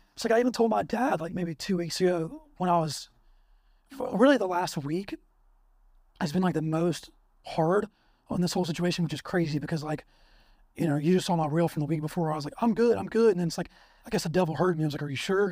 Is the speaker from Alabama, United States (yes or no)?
yes; Alabama, United States; I'm from Bama